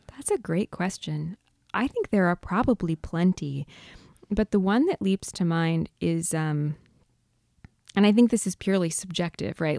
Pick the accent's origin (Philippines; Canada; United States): United States; San Diego, California; I grew up in San Diego in a sort of surf hamlet north of San Diego.